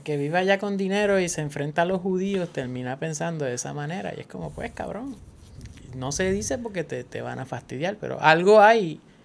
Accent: Puerto Rico; Nosotros somos un, territorio estadounidense que recibe menos dinero, pues un territorio oficial

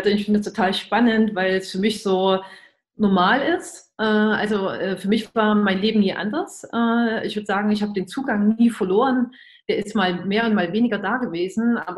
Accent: Germany; dass ich ja als Kind in der DDR, in die, zu DDR-Zeiten äh, aufgewachsen und groß geworden bin

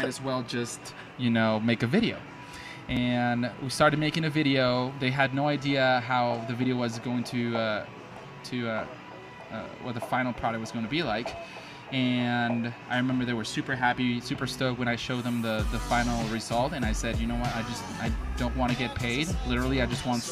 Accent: Mexico; I'm from Mexico

